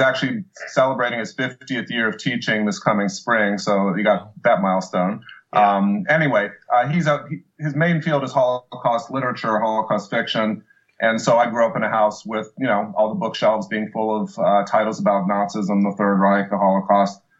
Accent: Bloomington, Indiana, United States; moved away; our synagogue in Bloomington was actually firebombed

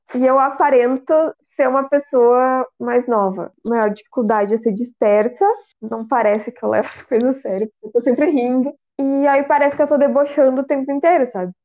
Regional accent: Rio Grande do Sul, Brazil; eu sou do Rio Grande do Sul

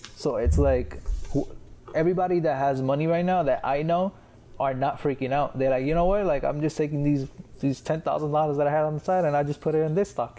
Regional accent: Puerto Rico

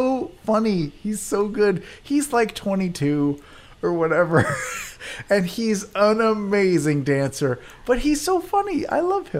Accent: Northern Virginia, United States; moved away; also born or lived in New York City; I don't think we really had them in Northern Virginia, and we didn't have them in New York City for sure.

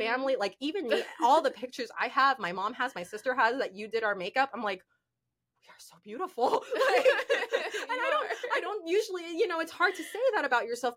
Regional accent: Orlando, Florida, United States; now in Miami, United States; I grew up in Orlando, I had my nonprofit there

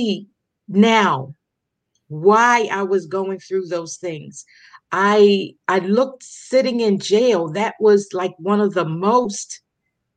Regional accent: Baltimore, Maryland, United States; also born or lived in Paterson, New Jersey; now in Las Vegas, United States; I was born in Baltimore, Maryland. And then I spent over 30 years in Paterson, New Jersey. And I am now in the sunny state of Las Vegas, Nevada.

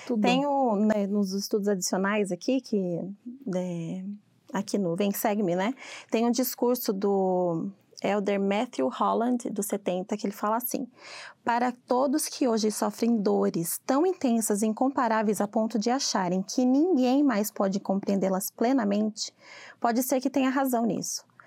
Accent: Sorocaba, São Paulo, Brazil; moved away as an adult; now in United States; eu sou de Sorocaba, é, o interior de São Paulo. E eu tô aqui já vai fazer oito anos que eu tô aqui

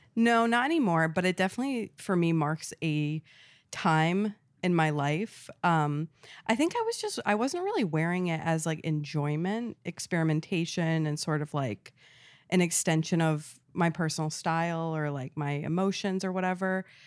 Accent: Rhode Island, United States; moved away; I grew up in New England, like, a really rural town in New England, Rhode

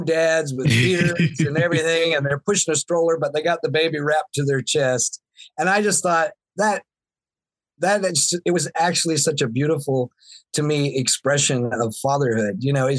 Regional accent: the South, United States; Yeah, I mean, growing up in the Bible Belt in the South, there was a lot of messages that were very, very, you know, very old-fashioned, very traditional

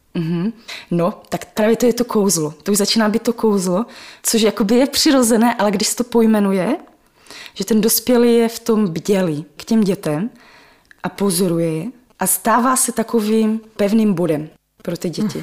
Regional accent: Czechia; Já jsem svoje dětství prožila na Dubině, ve velkém sídlišti

